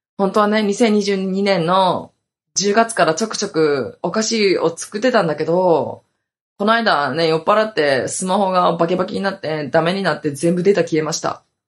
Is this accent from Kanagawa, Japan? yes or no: no; Hokkaido, Japan; now in Okinawa, Japan